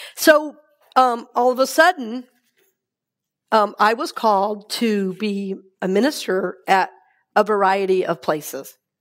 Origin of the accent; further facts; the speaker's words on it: Atlanta, Georgia, United States; now in Tampa, United States; I grew up in Atlanta.